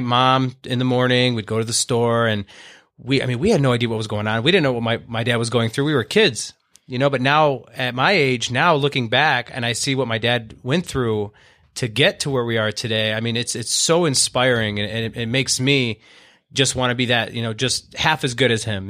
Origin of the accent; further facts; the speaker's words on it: Owosso, Michigan, United States; I was born in Owasso, Michigan, okay, which is what, ten, fifteen miles out, out of Flint